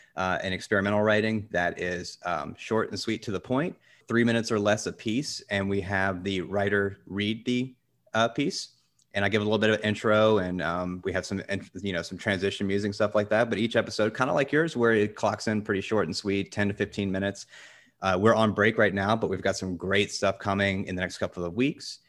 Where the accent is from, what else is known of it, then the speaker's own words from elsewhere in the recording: the South, United States; I grew up in the South, so I know guns